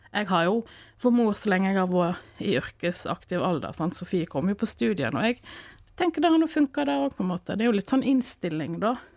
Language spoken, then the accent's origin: Norwegian; Askvoll, Vestland, Norway; also born or lived in Dale i Sunnfjord; now in Dale, Norway; Jeg er fra Askvoll